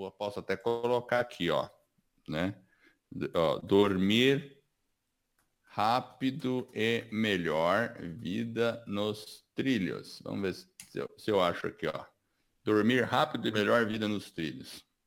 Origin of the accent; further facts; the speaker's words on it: Brazil; also born or lived in United States; eu sou americano e sou brasileiro ao mesmo tempo. Eu tenho dupla cidadania